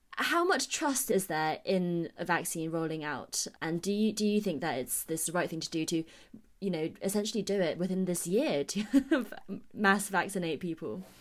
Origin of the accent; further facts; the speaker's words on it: China; now in United Kingdom; I remember growing up in China where if you have a cold, you'd be carted off to the hospital and get an I V drip